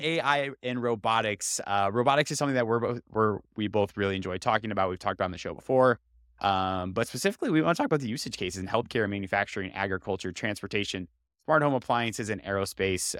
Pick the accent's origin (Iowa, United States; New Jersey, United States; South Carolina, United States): Iowa, United States; I grew up in Iowa, but I actually never, I've been on a farm less than five times in my life